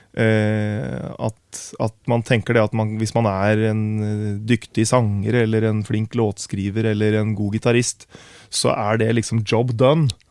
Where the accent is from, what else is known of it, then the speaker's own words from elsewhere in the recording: Herre, Telemark, Norway; moved away as an adult; now in Oslo, Norway; jeg flytta til Oslo fordi at jeg ønska å bli en del av et større musikkmiljø enn det vi hadde hjemme i Grenland.